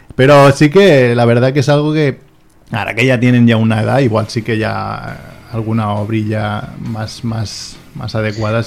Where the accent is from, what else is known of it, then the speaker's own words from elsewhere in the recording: Barcelona, Catalonia, Spain; soy de Barcelona, pero la nota no me daba, entonces me fui a Vilanova